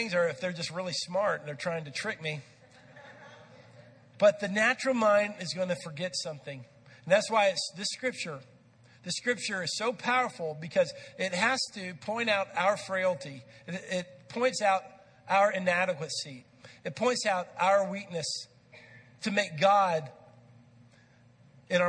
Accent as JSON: {"language": "English", "region": "Texas", "country": "United States", "tie": "born or raised there", "said": "I grew up in Texas"}